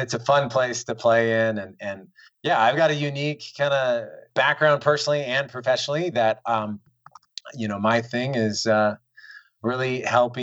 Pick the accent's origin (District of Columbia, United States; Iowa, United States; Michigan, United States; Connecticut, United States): Iowa, United States; Des Moines; moved away; also born or lived in Miami; I'm from Iowa. This is in Des Moines, born and raised